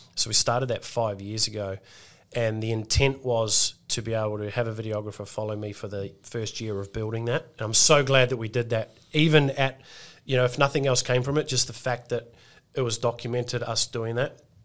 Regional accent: Australia

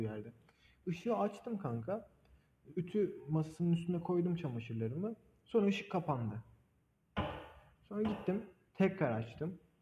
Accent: Black Sea Region, Turkey; ben Karadenizliyim

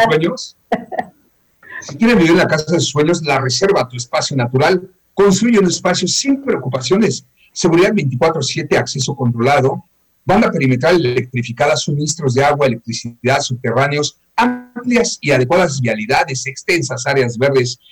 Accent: Yucatán, Mexico

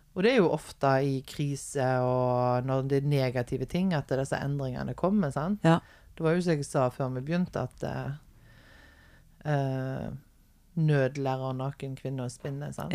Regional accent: Haugesund, Rogaland, Norway; also born or lived in Stord; når jeg flytta fra Stord og ja. hjem igjen til Haugesund.

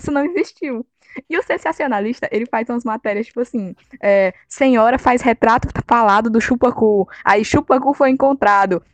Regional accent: Fortaleza, Ceará, Brazil; Eu faço teatro no IFCE e eu tenho 18 anos e sou de Fortaleza.

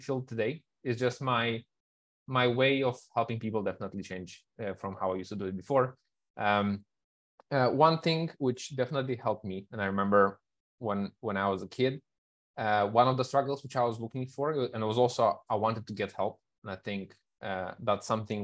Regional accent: Moldova; moved away as an adult; also born or lived in Kuala Lumpur; I am originally from Moldova, but in the past 12 years, I think I've been living in many, many countries, over 30 different countries

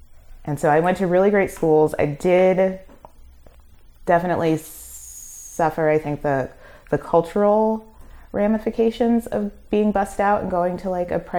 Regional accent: Brooklyn, New York, United States; I'm from Flatbush. Mm-hmm. So like being completely immersed in Caribbean culture.

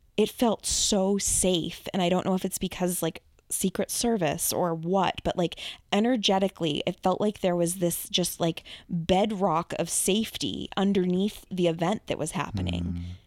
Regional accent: Massachusetts, United States; I'm obviously from Massachusetts

